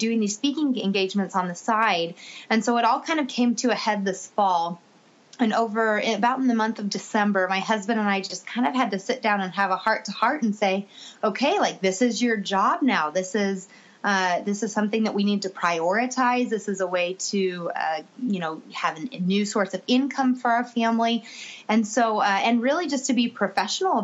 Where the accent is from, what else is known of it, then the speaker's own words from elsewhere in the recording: Kansas City, United States; my hometown back in Kansas City